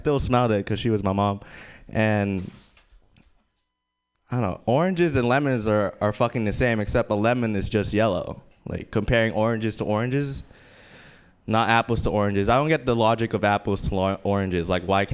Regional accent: Philippines; moved away; I was born in the Philippines, and I grew up in a farm.

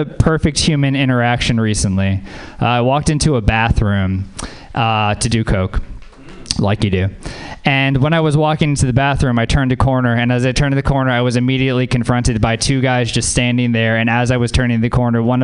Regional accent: Louisiana, United States; moved away; I'm from Louisiana. Yeah, man. Growing up in Louisiana

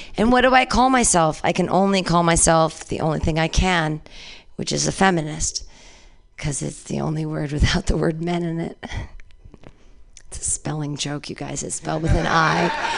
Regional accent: United States; I'm sad today. I'm an American.

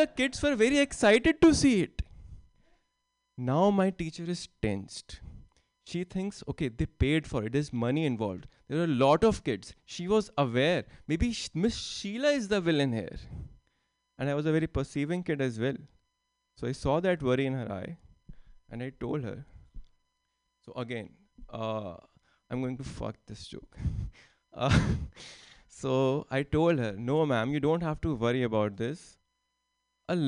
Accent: India; English is a second language; moved away as an adult; now in San Jose, United States; I am from India. I recently moved to the US. And English is not my first language

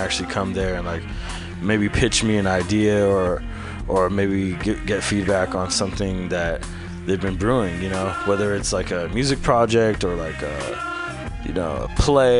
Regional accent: San Francisco, California, United States; I'm from the Bayview

